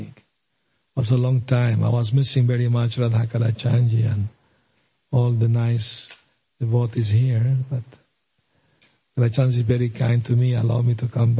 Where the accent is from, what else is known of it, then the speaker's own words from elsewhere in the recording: Venezuela; moved away; also born or lived in Aleppo, Syria; I was born in Syria, Aleppo, Middle East. My parents immigrated to Venezuela, and I grew up there.